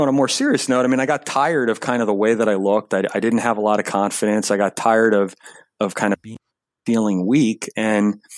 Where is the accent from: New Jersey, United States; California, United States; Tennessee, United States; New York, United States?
New York, United States; Long Island; Grew up in Long Island, New York